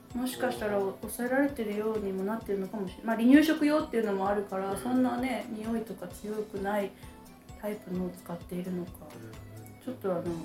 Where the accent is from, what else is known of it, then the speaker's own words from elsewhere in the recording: Ishikawa, Japan; 私は石川県です